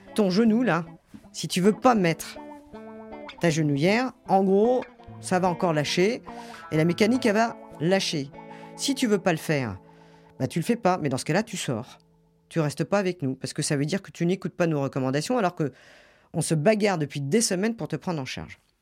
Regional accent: Gers, Occitania, France; moved away; je suis du Gers

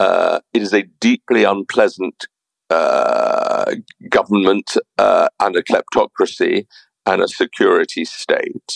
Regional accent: United Kingdom; as a Brit

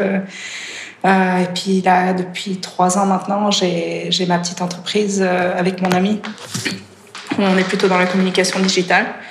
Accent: Switzerland; also born or lived in France / Spain; je suis suisse, enfin, je suis suisse-britannique, donc j'ai grandi en Suisse, mes deux parents sont anglais.

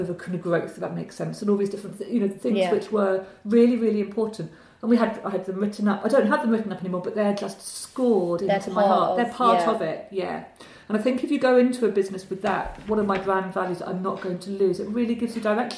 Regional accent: North Hertfordshire, East of England, United Kingdom; I grew up in North Hertfordshire

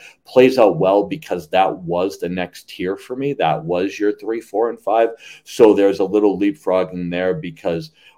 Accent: New England, United States; I'm from New England

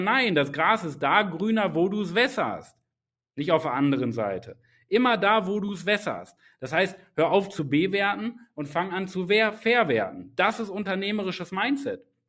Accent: Germany; ich bin in Deutschland geboren

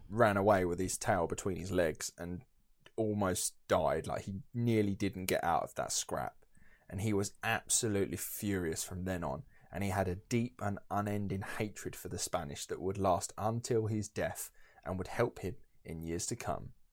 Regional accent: Essex, East of England, United Kingdom; I'm from Essex

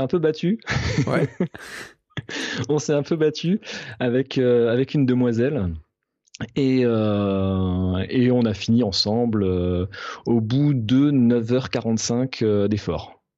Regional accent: Alsace, Grand Est, France; je suis alsacien

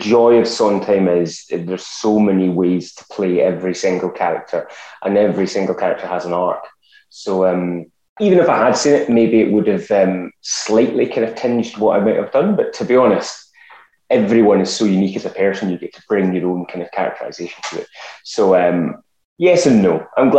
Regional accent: Scotland, United Kingdom; accent: Scottish; So when I rocked up being Scottish

